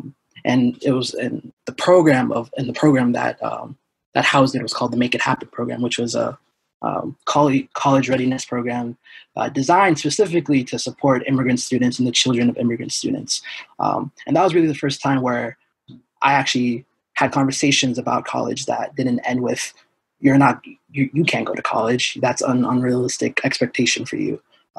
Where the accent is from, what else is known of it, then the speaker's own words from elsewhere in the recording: Portland, Maine, United States; So we were born and raised in Portland. We learned English and Somali simultaneously. So we grew up in Portland public schools. I went to Reiki Elementary, King Middle, Deering High.